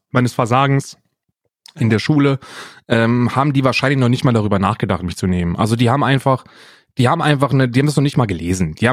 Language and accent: German; Weinheim, Baden-Württemberg, Germany; ich bin auch in der Nähe von Heidelberg aufgewachsen, in Weinheim.